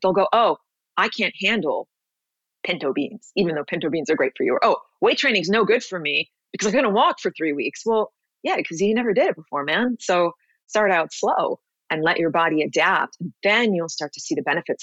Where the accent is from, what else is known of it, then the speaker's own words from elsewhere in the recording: New York City, New York, United States; moved away as an adult; also born or lived in Los Angeles; now in Miami Beach, United States; I grew up, born and raised in New York City